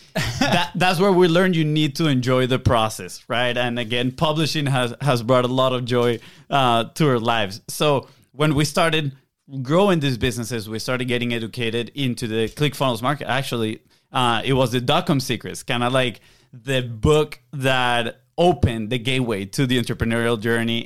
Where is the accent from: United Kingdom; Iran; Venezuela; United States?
Venezuela; English is a second language; moved away; we're from South America, Venezuela. Uh, we have a little bit of an accent